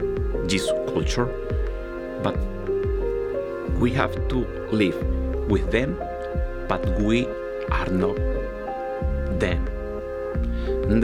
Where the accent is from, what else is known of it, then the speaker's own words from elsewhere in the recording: Venezuela; English is a second language; now in Plainfield, United States; from Venezuela